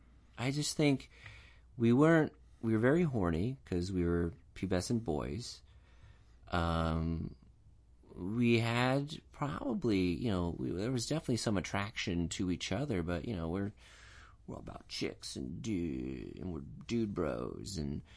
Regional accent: Southern California, United States; we grew up in Southern California, so you know, I grew up by the beach.

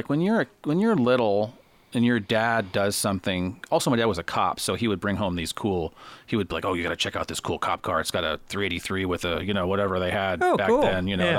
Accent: Los Angeles, California, United States; And I grew up in Los Angeles, and that's where he grew up.

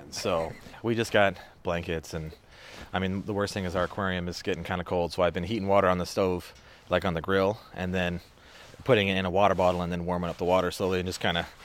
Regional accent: Iowa, United States; No, we're from Iowa, so yeah.

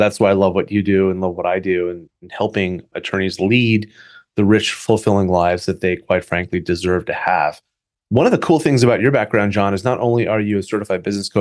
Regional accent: New Jersey, United States; now in California, United States; I was born in New Jersey.

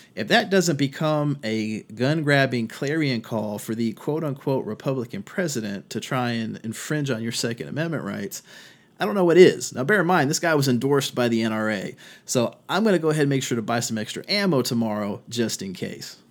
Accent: Virginia, United States; my home state of Virginia

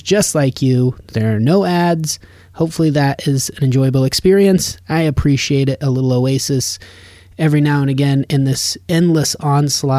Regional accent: Nevada, United States; now in Los Angeles, United States; growing up in Nevada

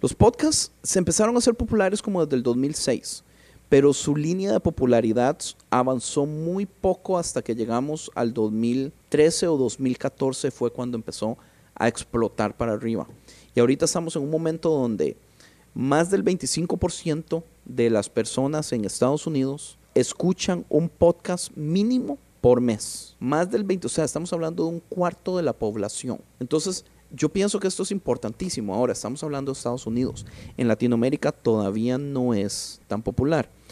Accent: Costa Rica; moved away as an adult; now in Los Angeles, United States; Yo soy de Costa Rica.

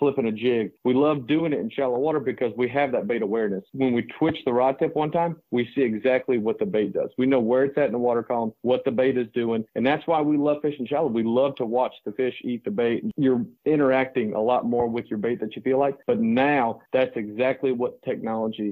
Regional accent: Santee Cooper, South Carolina, United States; I grew up on Santee Cooper

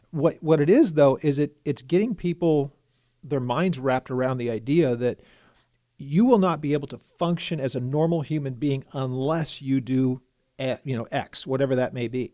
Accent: California, United States; moved away as an adult; now in Texas, United States; I grew up in California, and I'm in, I'm in my fifties, so I had never lived anywhere else in my whole life

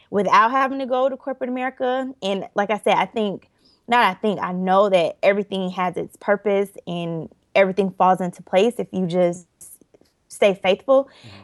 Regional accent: Orlando, Florida, United States; I am originally from Orlando, Florida. And let's see, I my parents still live in Orlando, born and raised there.

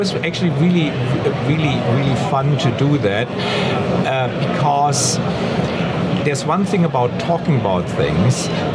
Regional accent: Germany; English is a second language; moved away as an adult; now in San Diego, United States; I'm originally from Germany

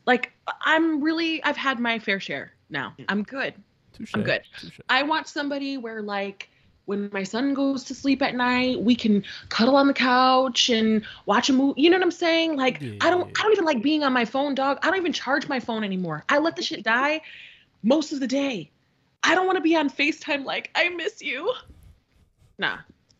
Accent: Connecticut, United States; Minutes, and we're from Connecticut.

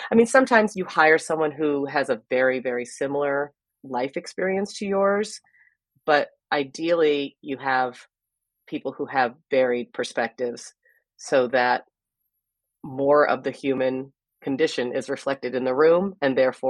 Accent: California, United States; also born or lived in Philadelphia, Pennsylvania; I was born in Philadelphia at the University of Pennsylvania. And when I was 5, my parents took me on a cross-country trip to California.

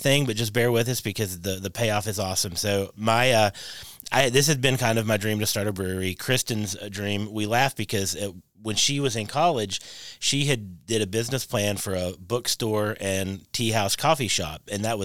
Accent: Kentucky, United States; she obviously knew we weren't from there because she heard our accents. And we said, oh, we're from Kentucky

